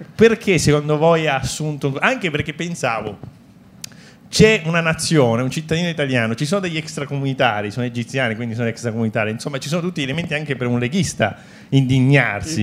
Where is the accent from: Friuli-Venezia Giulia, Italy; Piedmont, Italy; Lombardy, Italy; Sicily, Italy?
Sicily, Italy; Palermo; io sono di Palermo